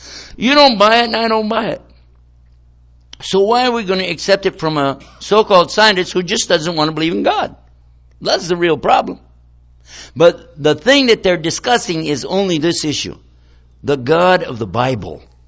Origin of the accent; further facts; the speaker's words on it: Washington, District of Columbia, United States; my hometown right now, in Washington, D.C.